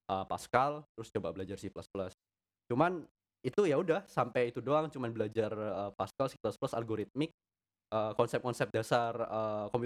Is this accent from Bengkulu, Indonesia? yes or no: no; Jember, East Java, Indonesia; sekolahku kan swasta aku asli Jember